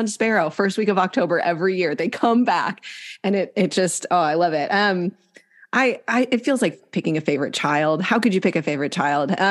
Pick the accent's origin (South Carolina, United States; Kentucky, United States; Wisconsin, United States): Wisconsin, United States; now in Southern California, United States; They're with me in Southern California. They were with me growing up in Northern Wisconsin.